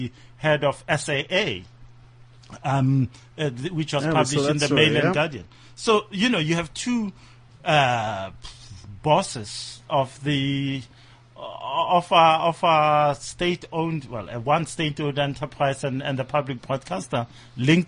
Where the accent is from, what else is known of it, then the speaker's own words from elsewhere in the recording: Nigeria; I'm Nigerian